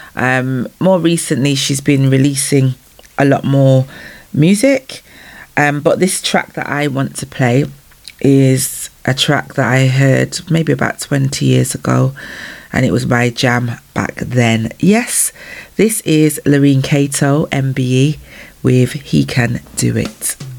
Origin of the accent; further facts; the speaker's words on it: Manchester, North West England, United Kingdom; my hometown of Manchester, UK